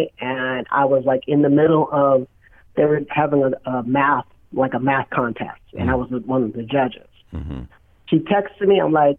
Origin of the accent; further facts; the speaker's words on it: Utica, New York, United States; now in Phoenix, United States; I was born in Utica, New York